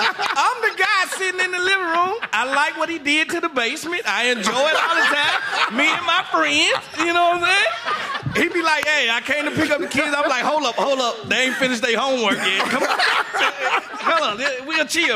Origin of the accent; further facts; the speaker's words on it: Mississippi, United States; I'm from Mississippi